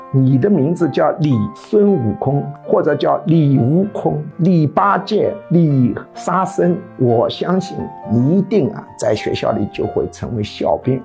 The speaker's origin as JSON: {"language": "Chinese", "country": "China", "said": "那我们中国人就肯定要骂他人妖啊"}